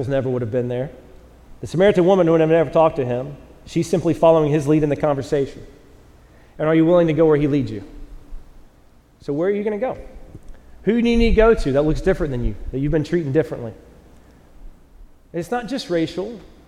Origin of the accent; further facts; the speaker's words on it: North Carolina, United States; moved away; I'm from the South, North Carolina